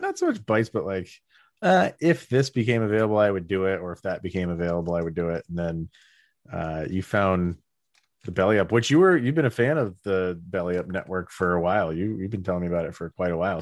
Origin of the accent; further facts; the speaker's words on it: Albany area, New York, United States; we had the Albany Colony Yankees, which was, like, massive. Like, some of the big name guys, like, came through where I lived